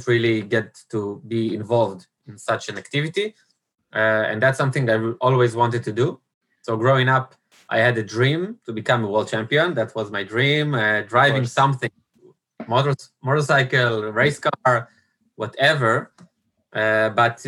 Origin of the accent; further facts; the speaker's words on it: Israel; also born or lived in Italy; growing up in Israel